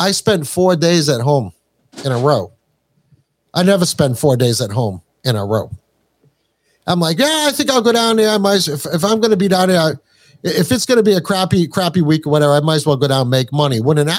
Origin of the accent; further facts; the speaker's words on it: Morehead, Kentucky, United States; born there; So I was born in Moorhead, Kentucky, which is right in the heart of Appalachia.